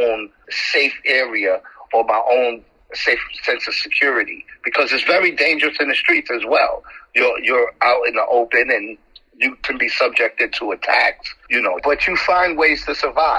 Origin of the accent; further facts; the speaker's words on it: New York City, New York, United States; I'm from the Bronx in Harlem. I grew up in foster care since the age of 2.